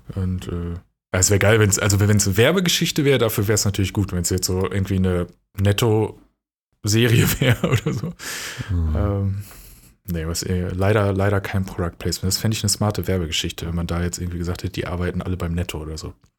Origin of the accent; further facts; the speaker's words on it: near Dortmund, North Rhine-Westphalia, Germany; in NRW, also da in der Nähe von Dortmund, wo ich aufgewachsen bin